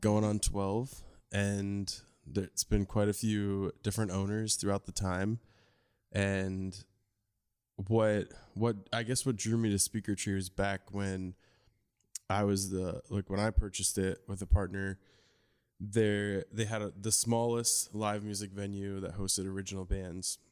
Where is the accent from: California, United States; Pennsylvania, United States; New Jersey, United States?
New Jersey, United States; I grew up in New Jersey